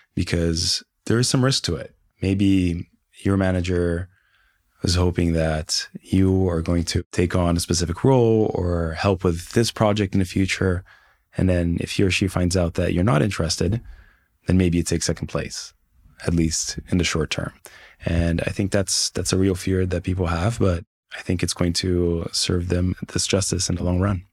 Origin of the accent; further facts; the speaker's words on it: Brazil; moved away; I spoke the language. I was born in Brazil.